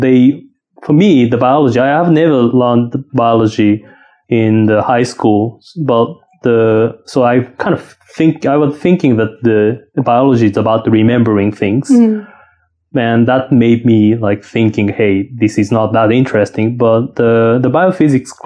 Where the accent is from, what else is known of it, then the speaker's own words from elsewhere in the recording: Kagawa, Japan; accent: Shikoku; English is a second language; moved away as an adult; also born or lived in Saitama Prefecture / United States; So I was born in Kagawa Prefecture in the Shikoku Island in Japan. And I was grown up there.